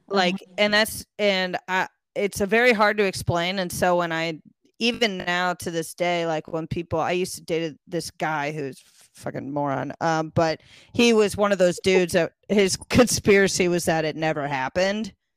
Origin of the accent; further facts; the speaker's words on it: Connecticut, United States; moved away as an adult; also born or lived in Texas; in Connecticut, we don't use those